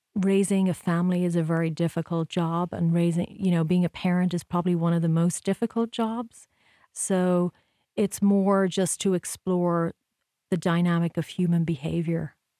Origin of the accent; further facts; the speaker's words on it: Ireland; moved away as an adult; also born or lived in New York; now in United States; growing up in Ireland